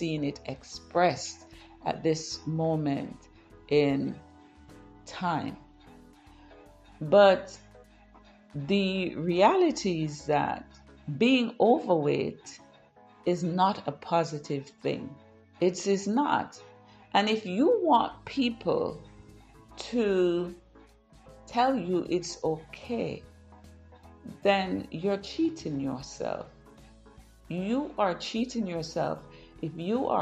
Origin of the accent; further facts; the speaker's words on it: Jamaica; I grew up in Jamaica